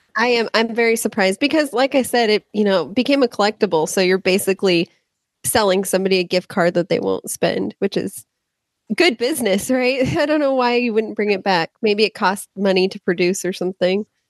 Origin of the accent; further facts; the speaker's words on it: California, United States; I'm from California